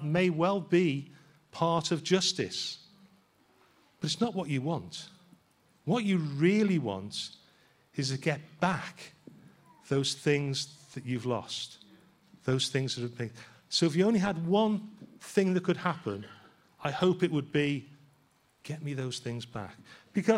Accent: Liverpool, North West England, United Kingdom; being a Scouser

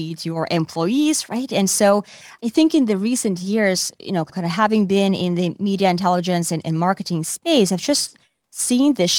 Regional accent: Finland; moved away as an adult; also born or lived in Asia; now in New York, United States; I'm originally from Finland

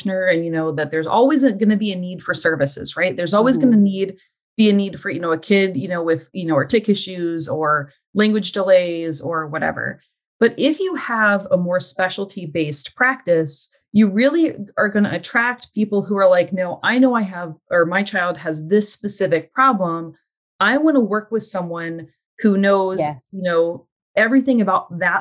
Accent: Louisiana, United States; I'm also from Louisiana

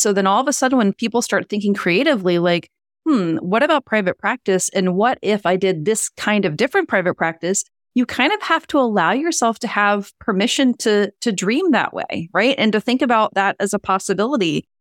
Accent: Louisiana, United States; now in Boston, United States; I grew up in Louisiana

